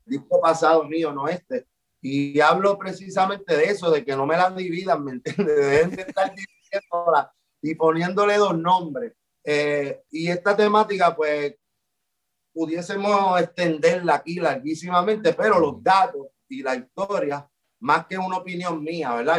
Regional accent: Puerto Rico

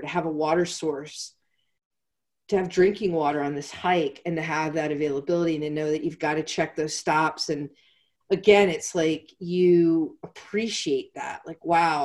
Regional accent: Pennsylvania, United States; moved away as an adult; also born or lived in South Carolina / Atlanta; I was born and raised in Pennsylvania.

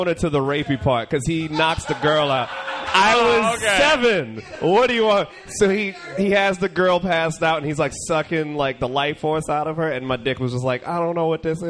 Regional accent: United States; I'm American, Jamaican.

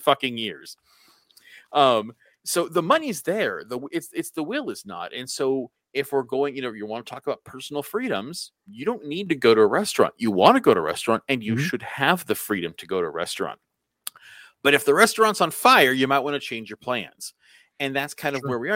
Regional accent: United States; as an American

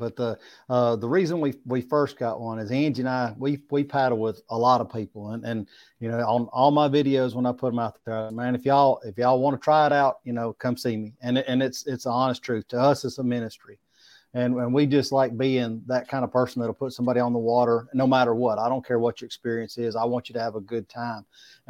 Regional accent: Smiths Station, Alabama, United States; I'm telling you, I'm from Smith's, Alabama. We call it UCLA, the upper corner of lower Alabama.

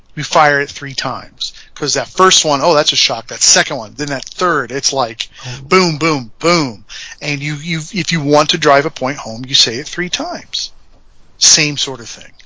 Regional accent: Indiana, United States; We're from Indiana.

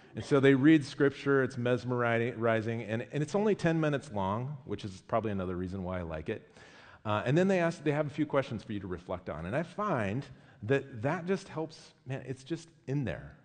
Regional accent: United States; I'm American

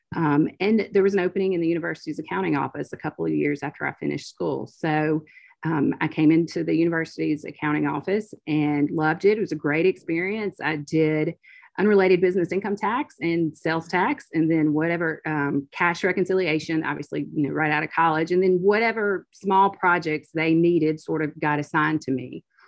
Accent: Oxford, Mississippi, United States; growing up in Oxford

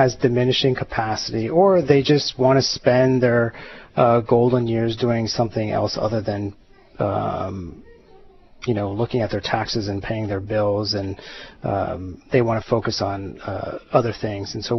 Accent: Oahu, Hawaii, United States; moved away; also born or lived in Miami, Florida; I was born in Hawaii, and I kind of came back on and off throughout my life

